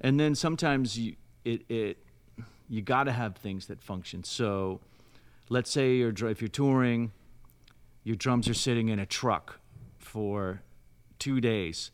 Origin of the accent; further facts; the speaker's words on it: South Lake Tahoe, California, United States; I'm from Lake Tahoe, California. Um, really sleepy blue collar, then blue collar town in, in the mountains